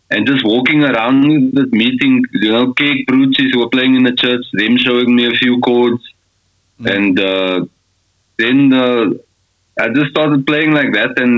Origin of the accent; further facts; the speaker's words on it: Scottsville, South Africa; moved away as an adult; now in Austria; I grew up in Scottsville.